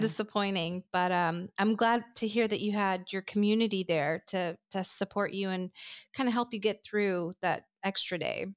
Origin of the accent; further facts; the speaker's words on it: Afghanistan; moved away; I'm originally from Afghanistan